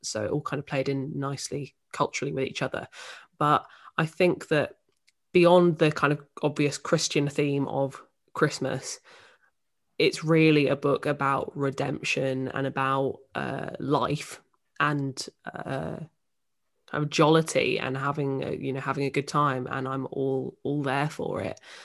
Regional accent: Northampton, East Midlands, United Kingdom; moved away as an adult; now in London, United Kingdom; I'm from Northampton in the Midlands

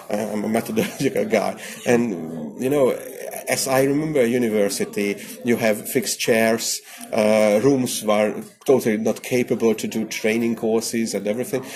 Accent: Hungary; I came from Hungary

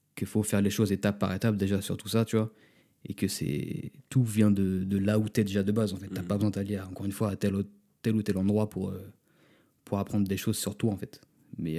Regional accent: France; also born or lived in Los Angeles

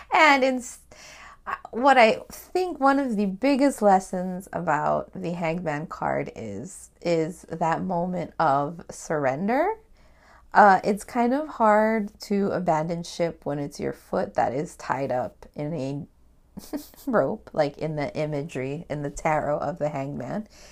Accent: Hawaii, United States; me being Hawaiian

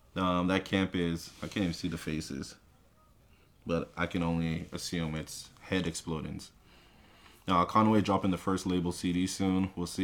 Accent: Sudbury, Ontario, Canada; Remember, I'm from Sudbury.

